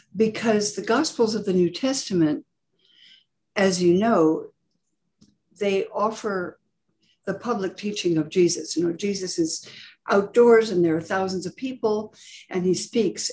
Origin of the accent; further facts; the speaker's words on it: California, United States; I grew up in California